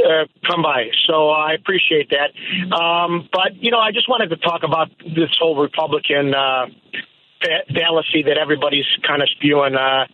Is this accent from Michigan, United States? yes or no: no; Chicago, Illinois, United States; also born or lived in Canada; now in Lake Zurich, United States; I grew up in Jefferson Park.